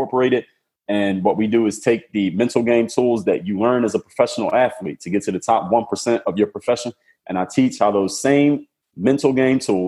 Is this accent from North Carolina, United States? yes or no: no; Philadelphia, Pennsylvania, United States; now in Miami, United States; I'm from Philadelphia, Pennsylvania. Now I live in Miami, Florida